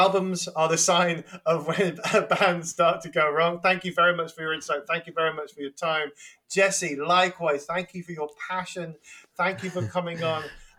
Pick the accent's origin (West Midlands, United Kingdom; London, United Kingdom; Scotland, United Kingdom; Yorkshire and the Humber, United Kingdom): West Midlands, United Kingdom; hometown …; …, who are heroes from my hometown.